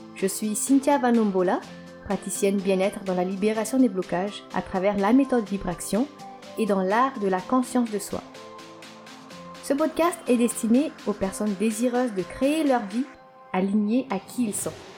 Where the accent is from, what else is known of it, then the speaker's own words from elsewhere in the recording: Antananarivo, Analamanga, Madagascar; moved away as an adult; Je suis née à Madagascar et j'ai grandi là-bas jusqu'à mes dix-neuf ans.